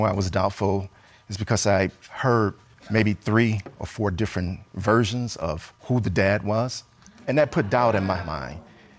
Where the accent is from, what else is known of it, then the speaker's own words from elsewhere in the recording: Los Angeles, California, United States; growing up in South Central Los Angeles, you know, it was tough not having a father there.